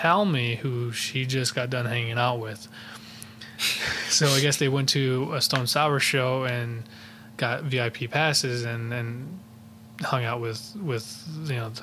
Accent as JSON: {"language": "English", "town": "Waterloo", "region": "Iowa", "country": "United States", "tie": "born or raised there", "also_born_or_lived": "Cedar Falls, Iowa", "said": "I was born in Cedar Falls, Iowa, and I was raised in Waterloo"}